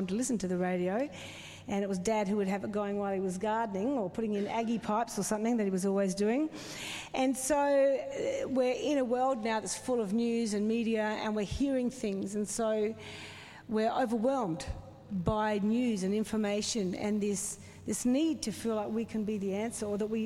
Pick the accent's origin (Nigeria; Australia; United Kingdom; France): Australia; South Australia; moved away; I grew up in the foothills of South Australia